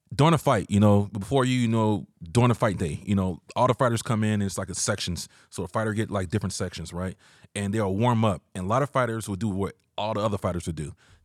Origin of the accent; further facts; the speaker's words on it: Georgia, United States; now in San Diego, United States; I'm from Georgia originally.